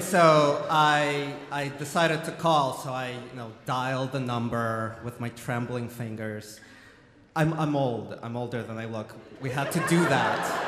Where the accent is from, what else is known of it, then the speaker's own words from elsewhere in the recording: Ukraine; now in United States; I grew up in the Soviet Ukraine